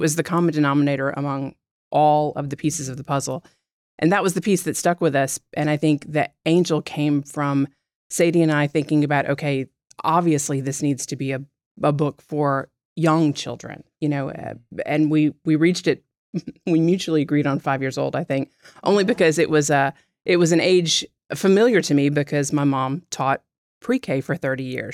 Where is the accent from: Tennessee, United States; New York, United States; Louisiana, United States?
Louisiana, United States; South; moved away as an adult; now in Baton Rouge, United States; I'm from South Louisiana, but, uh, have lived all over the country and finally came back home to practice